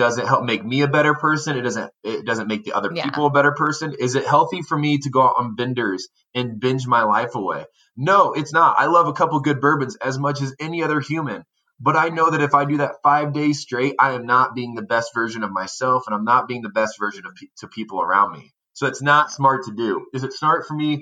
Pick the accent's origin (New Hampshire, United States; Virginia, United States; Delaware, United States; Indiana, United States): Indiana, United States; I grew up in Indiana